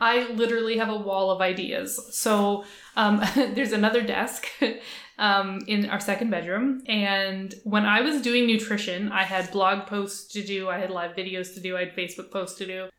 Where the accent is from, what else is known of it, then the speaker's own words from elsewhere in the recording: Halifax, Nova Scotia, Canada; I grew up in Halifax, Nova Scotia, Canada